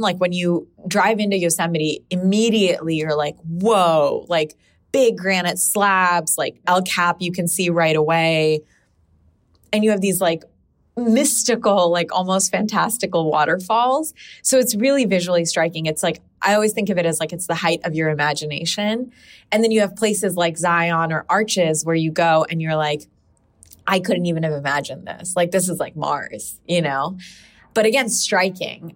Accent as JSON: {"language": "English", "country": "Pakistan", "moved": "yes", "lives_now": "United States", "said": "I come from Pakistan"}